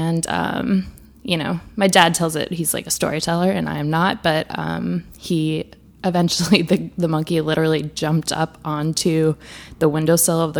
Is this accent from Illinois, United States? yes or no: no; Wisconsin, United States; also born or lived in South Africa / Botswana; now in Brooklyn, United States; I grew up in Wisconsin